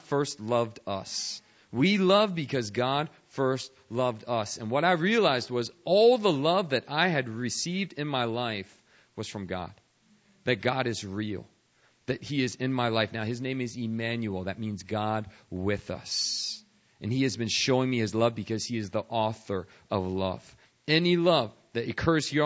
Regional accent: United States; I was a white suburbanite growing up outside Washington, D.C.

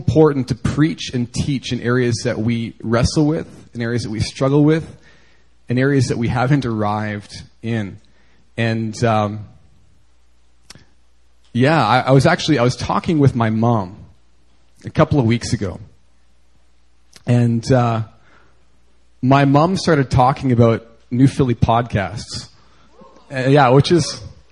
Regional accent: Canada; moved away; growing up in Canada

